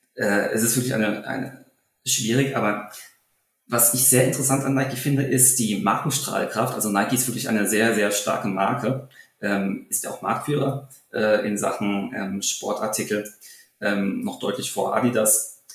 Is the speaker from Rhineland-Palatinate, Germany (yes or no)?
no; Taunus, Hesse, Germany; meine Heimat, den Taunus